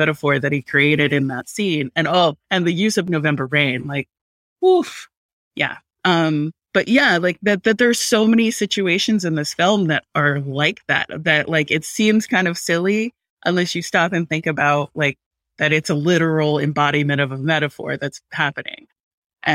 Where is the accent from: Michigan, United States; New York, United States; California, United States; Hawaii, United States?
Hawaii, United States; I'm Pasifika, I'm Tongan, but I grew up in Hawaii